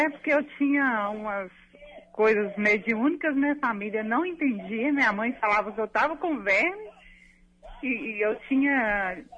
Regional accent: Nova Era, Minas Gerais, Brazil; Eu sou de Nova Era, Minas Gerais. É. É uma cidade pequena.

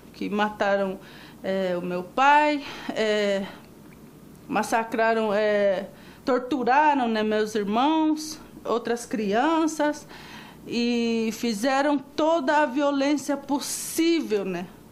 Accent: Mato Grosso do Sul, Brazil; Sou de Mato Grosso do Sul

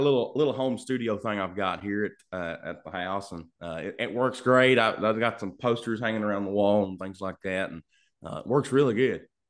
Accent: Lancaster, Kentucky, United States; I'm from Lancaster, Kentucky. Yeah, little bitty

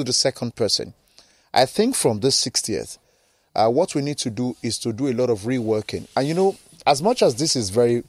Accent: Nigeria

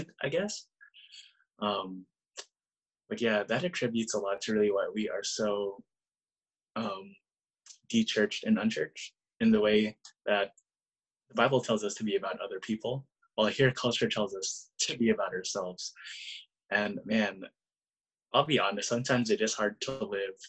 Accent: Bay Area, California, United States; growing up in the Bay Area and just really seeing the kind of culture we have here.

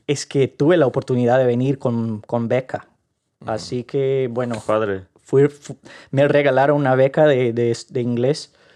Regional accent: Rio de Janeiro, Brazil; Spanish is a second language; moved away as an adult; now in Ireland; soy del Río de Janeiro.

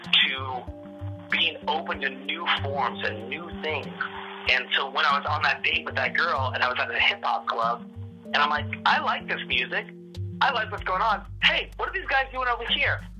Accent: Seattle, Washington, United States; I, I'm, I'm, I'm, I'm one of the, I'm one of the, I'm one of what you call one of the last natives of this land.

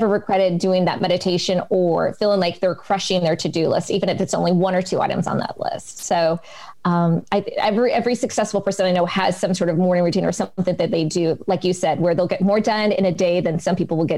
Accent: West Coast, United States; accent: American; and then my American accent starts slipping through. But yes, for me, home is back in the United States. I am definitely a West Coast girl.

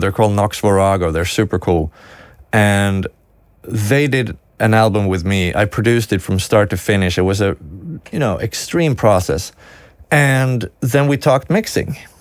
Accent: Sweden; English is a second language

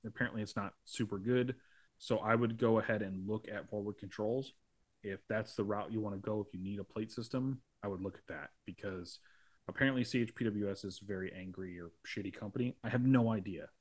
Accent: United States; I'm an American

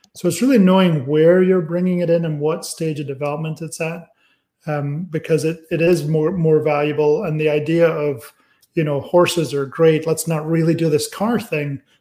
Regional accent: Aberdeen, Scotland, United Kingdom; moved away; also born or lived in California; my town, Aberdeen, is the cheaper of the towns in Scotland

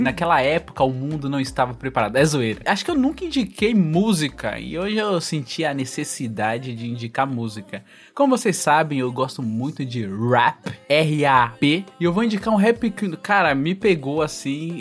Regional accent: Northeast Region, Brazil; Eu sou nordestino

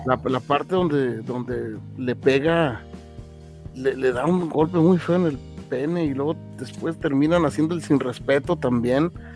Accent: Mexico; como buen mexicano

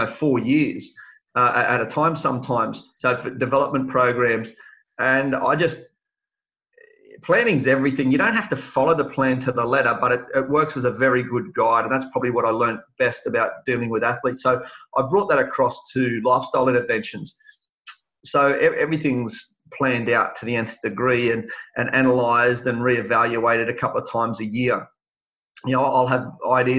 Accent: Sydney, New South Wales, Australia; also born or lived in Tamworth, New South Wales; I spent the first 10 years of my life in Mount Druitt

